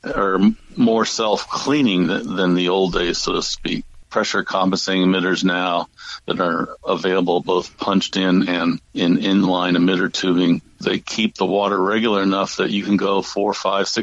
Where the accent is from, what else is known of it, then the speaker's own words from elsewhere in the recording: St. Louis, Missouri, United States; I grew up in St. Louis, Missouri